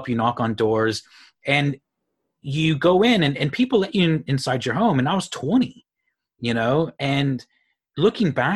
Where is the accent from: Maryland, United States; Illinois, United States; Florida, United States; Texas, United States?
Texas, United States; Houston; moved away as an adult; also born or lived in Phoenix, Arizona / Amarillo, Texas; I grew up in Houston